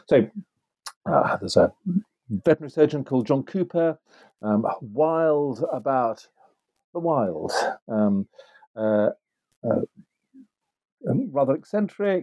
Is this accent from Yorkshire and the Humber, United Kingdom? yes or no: yes; Yorkshire and the Humber, United Kingdom; moved away; also born or lived in Oxford; I grew up in Yorkshire in the north of England